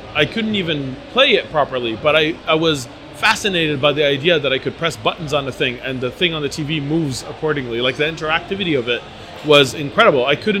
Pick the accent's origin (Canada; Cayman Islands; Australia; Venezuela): Canada; Montreal, Quebec; And I'm from Montreal, Canada.